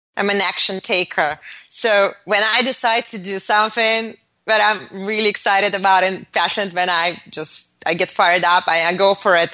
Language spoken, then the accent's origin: English; Moscow, Russia; moved away; I was born in Moscow in the Soviet Union